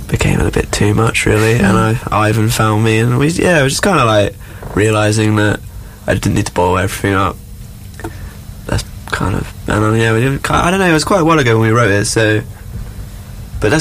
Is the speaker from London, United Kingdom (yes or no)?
no; Somerset, South West England, United Kingdom; moved away as an adult; we grew up in Somerset, we didn't really leave much